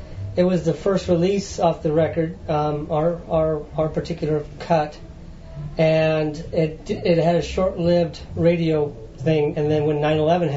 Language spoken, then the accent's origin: English; Colorado, United States; also born or lived in Nashville; now in Ontario, Canada; grew up in Colorado